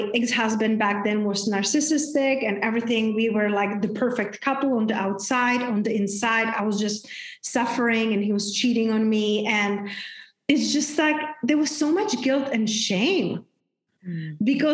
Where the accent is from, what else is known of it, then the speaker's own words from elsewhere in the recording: Czechia; now in Tulum, Mexico; I grew up in very, very small town back in Czech Republic. Hence, that's my name. That's my accent